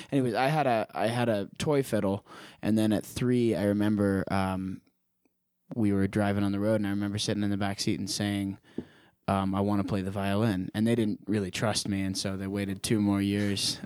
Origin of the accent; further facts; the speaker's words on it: Prescott, Arizona, United States; born and raised in Prescott, Arizona